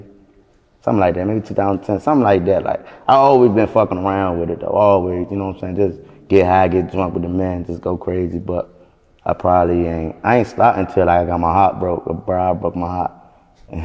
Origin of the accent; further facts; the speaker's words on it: Maryland, United States; I'm from Maryland